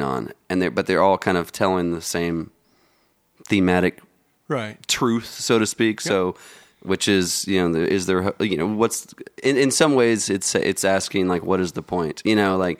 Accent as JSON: {"language": "English", "town": "Dallas", "region": "Texas", "country": "United States", "tie": "born or raised there", "said": "I grew up in Lakewood"}